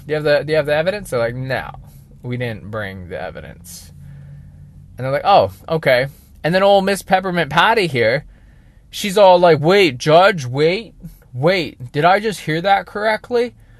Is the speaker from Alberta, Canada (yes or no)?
no; British Columbia, Canada; I'm a British Columbia boy